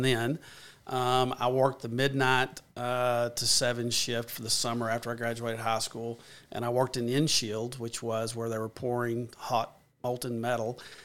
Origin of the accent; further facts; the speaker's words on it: Paragould, Arkansas, United States; I, I born and raised in Pearlwood, Arkansas